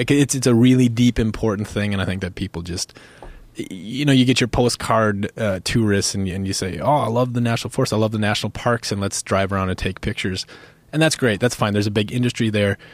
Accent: United States; also born or lived in Minnesota / North Dakota; I grew up in Minnesota, North Dakota

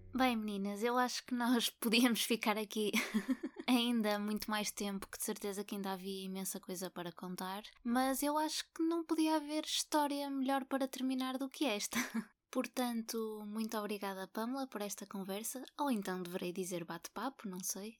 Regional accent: Porto, Norte, Portugal; eu sou do Porto e nasci cá

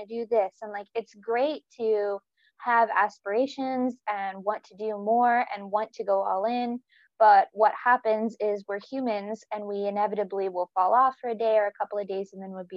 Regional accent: North Carolina, United States; moved away as an adult; also born or lived in Virginia; now in Newcastle, United Kingdom; I'm from North Carolina in the south, the east coast of the States. And I grew up between there and Virginia

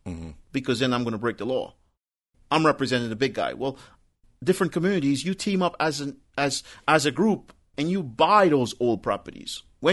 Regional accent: New York, United States; growing up in New York, you know, happy hour started at 10 o'clock.

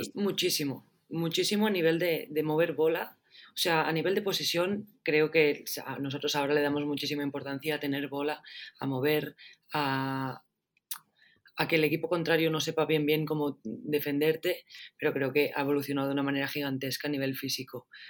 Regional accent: Rubí, Catalonia, Spain; now in Barcelona, Spain; nací en Barcelona, pero he estado muchos años en Rubí y ahora vuelvo a estar otra vez en Barcelona.

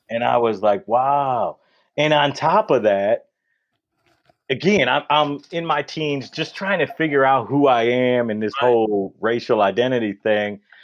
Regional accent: Detroit, Michigan, United States; there are these white kids that are growing up in Detroit, which is a predominantly black city. Mm-hmm. And then all the grade school, the grade school and high school that we went to, they are the minorities.

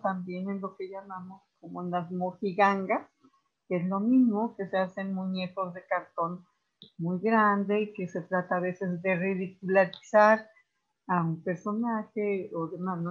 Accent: Morelos, Mexico; Como morelense y como mexicana

